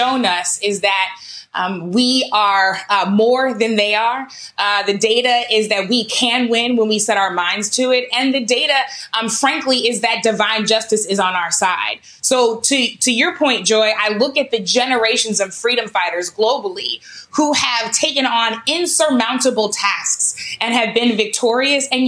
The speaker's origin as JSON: {"language": "English", "town": "St. Louis", "region": "Missouri", "country": "United States", "tie": "born or raised there", "said": "my hometown of St. Louis"}